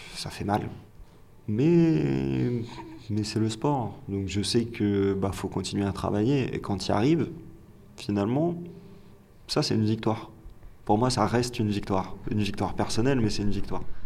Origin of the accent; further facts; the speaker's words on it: France; l'éducation nationale nous a forgés en tant que Français on nous a appris à détester l'échec.